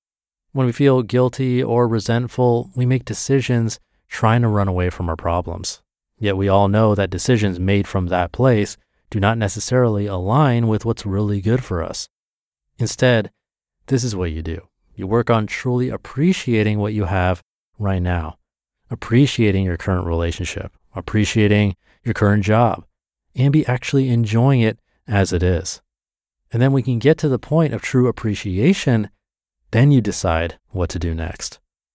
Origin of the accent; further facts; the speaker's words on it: Taiwan; moved away; also born or lived in North America; I'm an immigrant from Taiwan, and growing up, my siblings and I were always told to be grateful with what we have.